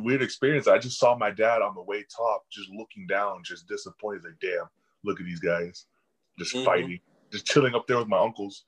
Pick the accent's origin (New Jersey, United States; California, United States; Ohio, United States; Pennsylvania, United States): California, United States; Chico; Chico, because everyone was kind of in the same area. I was the only one up north that far